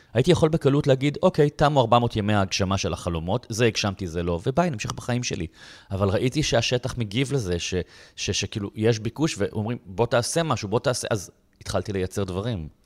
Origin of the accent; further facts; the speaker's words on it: Bat Yam, Tel Aviv District, Israel; now in Tel Aviv, Israel; נולדתי בבת ים, אני לא מתל אביב, אני לא, היום אני בתל אביב